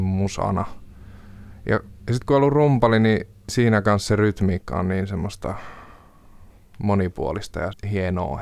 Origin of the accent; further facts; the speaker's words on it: Jyväskylä, Central Finland, Finland; now in Helsinki, Finland; olen kotoisin Jyväskylästä. Alun perin nyt asun Helsingissä